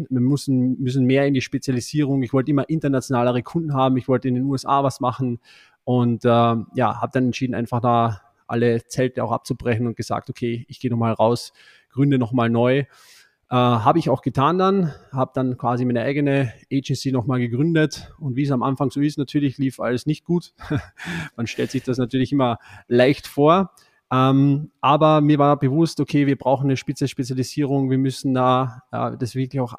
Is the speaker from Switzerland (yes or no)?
no; Austria; Ich bin ein Österreicher, hört man vielleicht nicht so, aber ich bin ein Österreicher und habe hier in Österreich auch hier im Nationalteam gespielt